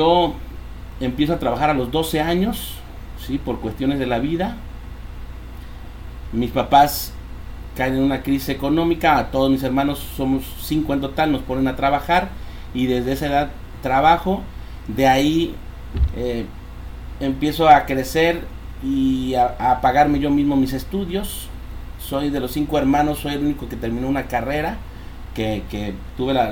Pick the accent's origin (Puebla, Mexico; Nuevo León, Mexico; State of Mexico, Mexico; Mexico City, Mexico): Mexico City, Mexico; born there; yo, yo nací en Ciudad de México, nos venimos para acá por la situación económica, aquí estaba mi abuelita, aquí nos recibió